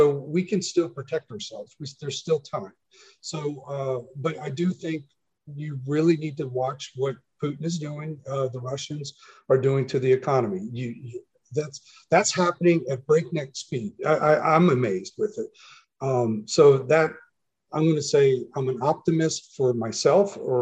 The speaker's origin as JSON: {"language": "English", "country": "Germany", "tie": "born or raised there", "moved": "yes", "said": "when I grew up in Germany, I used to go to the farm"}